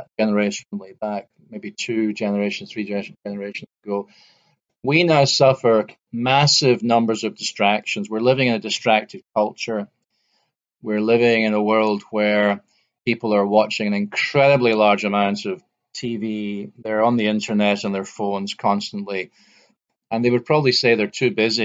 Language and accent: English; near Glasgow, Scotland, United Kingdom; I grew up near Glasgow